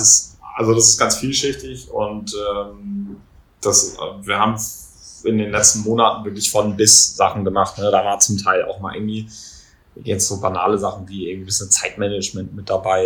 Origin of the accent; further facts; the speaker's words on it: Kiel, Schleswig-Holstein, Germany; bei uns in Kiel